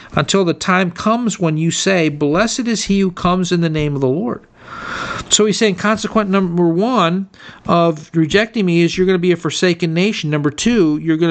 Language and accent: English; United States; me as an American citizen